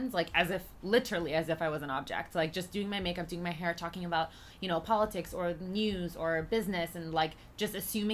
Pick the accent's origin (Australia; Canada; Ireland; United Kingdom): Canada; Toronto, Ontario; moved away as an adult; also born or lived in Trinidad and Tobago; now in New York, United States; I wasn't born in Canada, but I moved here when I was, like, 4 or 5. And this has just, like, always been my home